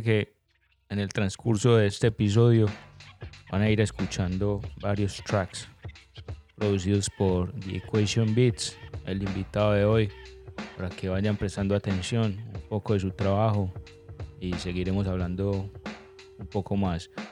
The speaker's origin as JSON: {"language": "Spanish", "country": "Colombia", "said": "siendo colombiano"}